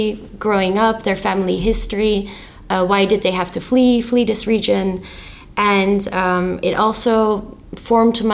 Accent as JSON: {"language": "English", "town": "Rotterdam", "region": "South Holland", "country": "Netherlands", "tie": "born or raised there", "said": "was born and raised in Rotterdam, which is a little city in the Netherlands"}